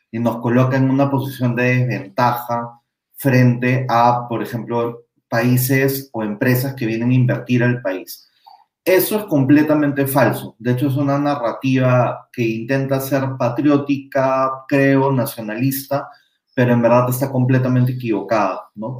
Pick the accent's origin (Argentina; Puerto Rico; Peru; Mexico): Peru; como peruanos